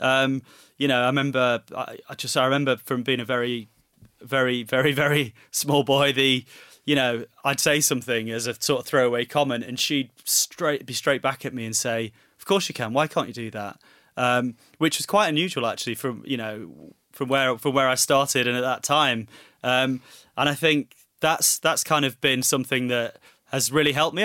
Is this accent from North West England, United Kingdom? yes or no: yes; Manchester, North West England, United Kingdom; being a Mancunian, My, I, you know, watched Coronation Street religiously with my mum from a very young age